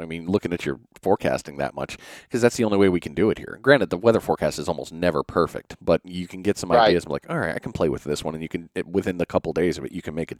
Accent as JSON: {"language": "English", "region": "New England", "country": "United States", "moved": "yes", "lives_now": "Florida, United States", "said": "I'm originally from New England"}